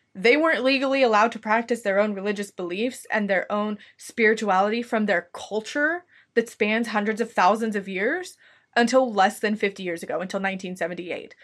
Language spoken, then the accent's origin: English; United States; I am from the United States